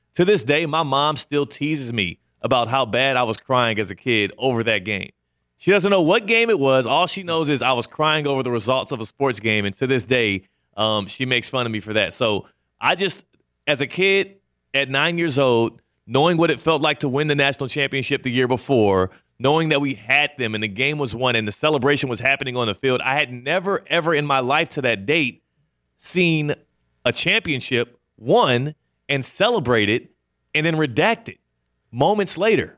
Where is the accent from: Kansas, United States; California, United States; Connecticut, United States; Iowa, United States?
Kansas, United States; moved away; also born or lived in Stafford, Texas; I was born in Kansas